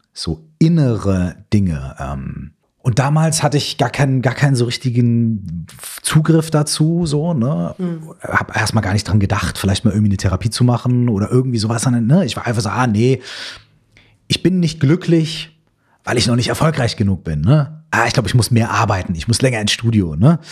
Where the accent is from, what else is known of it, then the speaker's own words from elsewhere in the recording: Minden, North Rhine-Westphalia, Germany; ich komme aus Minden in Westfalen